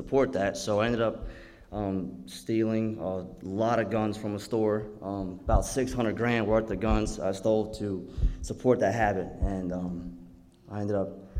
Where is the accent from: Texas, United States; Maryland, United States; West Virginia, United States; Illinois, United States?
Maryland, United States; moved away; I'm from Maryland